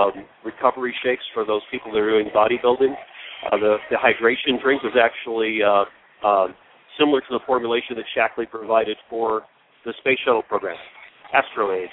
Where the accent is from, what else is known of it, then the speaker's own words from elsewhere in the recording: Chicago, Illinois, United States; moved away as an adult; now in Arizona, United States; I'm from the Chicago area